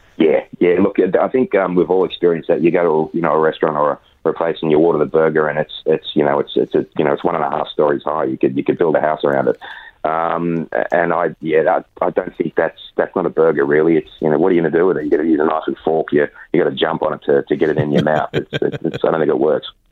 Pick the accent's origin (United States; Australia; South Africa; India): Australia; as most Australian actors